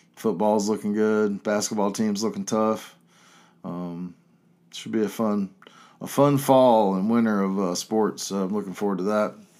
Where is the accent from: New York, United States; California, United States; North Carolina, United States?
North Carolina, United States; Chapel Hill; growing up in Chapel Hill.